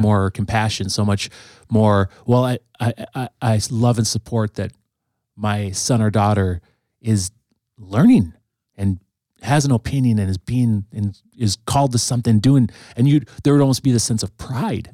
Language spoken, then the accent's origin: English; Green Bay, Wisconsin, United States; I grew up, I grew up in the, in the nineties. Um, the city of Green Bay looked vastly different in, in the nineteen nineties